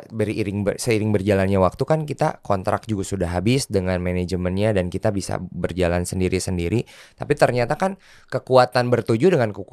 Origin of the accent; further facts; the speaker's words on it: West Java, Indonesia; born there; salah satu cemilan Eh, dari kota kelahiran gue, maksudnya tanah Sunda